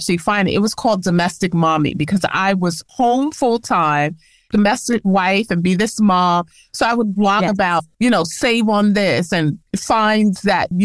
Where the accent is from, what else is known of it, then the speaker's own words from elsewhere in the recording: New York, United States; I was born and raised in New York, originally from the Bronx